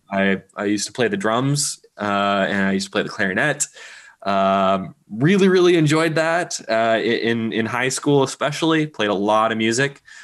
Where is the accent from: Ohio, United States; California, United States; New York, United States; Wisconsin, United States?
California, United States; Berkeley; I grew up in Berkeley, California